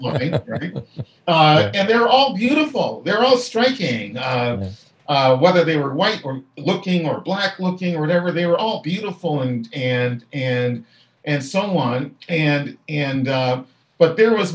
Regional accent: Halifax, Nova Scotia, Canada; as a boy growing up in Halifax

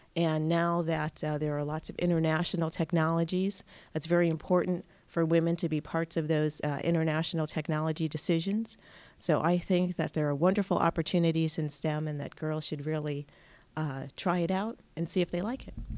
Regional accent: Pittsfield, Massachusetts, United States; I grew up in Pittsfield, so it's very close to my hometown

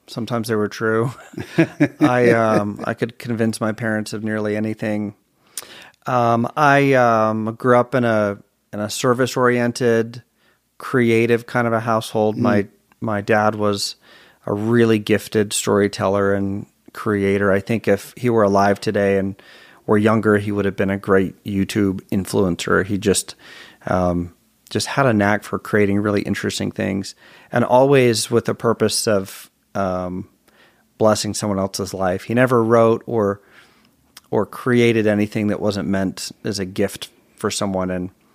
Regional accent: St. Louis, Missouri, United States; born there; also born or lived in Germany / Chicago; I was born in St. Louis, spent 6 wonderful months there that I don't remember. Moved to Germany, spent 5 years there.

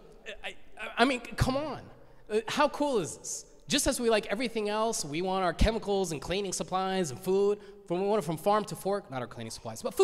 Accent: Gwinnett County, Georgia, United States; growing up in Gwinnett County public schools

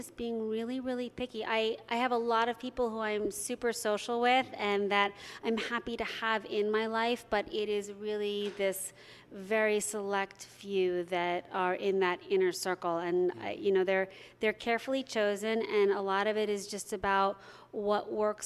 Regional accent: New York, United States; moved away as an adult; now in Los Angeles, United States; I'm a New Yorker, and that's where I lived the first part of my life and built my career

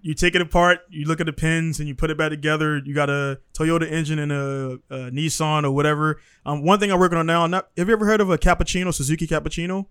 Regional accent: Baltimore, Maryland, United States; moved away as an adult; now in Japan; I come from Baltimore City. Uh, Baltimore City schools, public systems

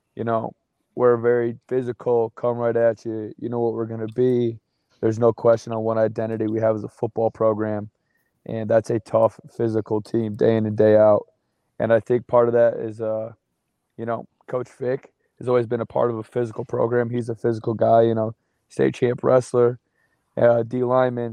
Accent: Grand Rapids, Michigan, United States; moved away; I'm from Grand Rapids, Michigan

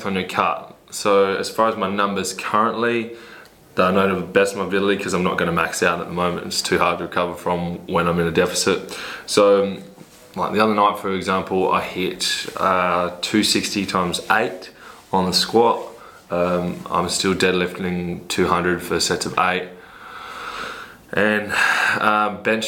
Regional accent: Port Lincoln, South Australia, Australia; moved away; also born or lived in Adelaide, South Australia; I'm originally a country boy from Port Lincoln in South Australia.

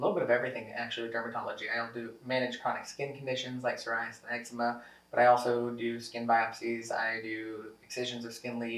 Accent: Lebanon, Missouri, United States; also born or lived in Springfield, Missouri / Columbia, Missouri / Kansas City; now in Rolla, United States; I grew up in Lebanon.

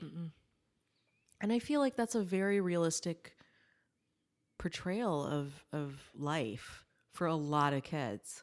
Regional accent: South Carolina, United States; I grew up in, I grew up in South Carolina

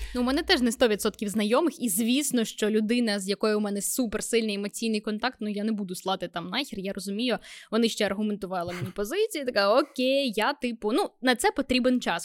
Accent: Vinnytsia, Vinnytsia Oblast, Ukraine; я з Вінниці

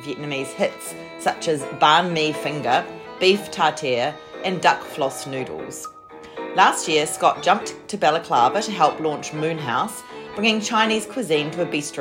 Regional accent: Christchurch, Canterbury, New Zealand; now in Melbourne, Australia; I'm from Christchurch

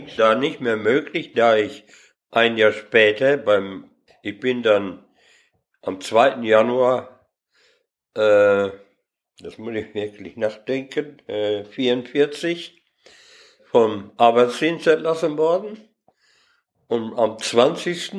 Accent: Lüdenscheid, North Rhine-Westphalia, Germany; geboren bin ich hier in Lüdenscheid und zwar in der Paulinenstraße

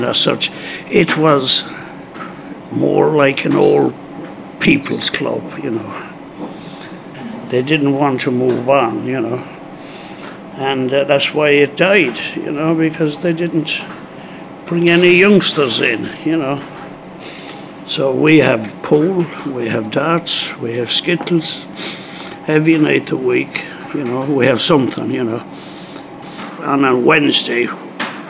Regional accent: County Mayo, Connacht, Ireland; now in United Kingdom; I come from Mayo, County Mayo, on the west coast of Ireland

